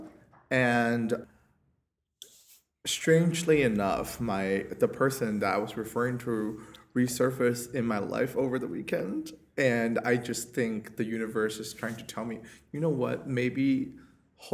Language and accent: English; China; now in New York City, United States; I am from China